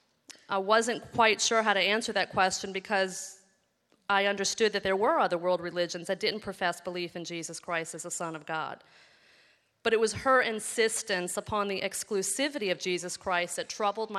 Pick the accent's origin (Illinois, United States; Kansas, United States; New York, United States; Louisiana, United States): Louisiana, United States; New Orleans; I grew up in New Orleans, where I was raised in an average middle-class